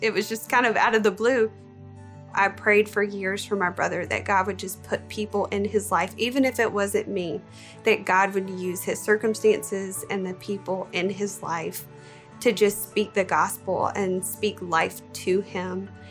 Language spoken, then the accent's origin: English; Bible Belt, the South, United States; Growing up, I was raised in the South, kind of the Bible Belt.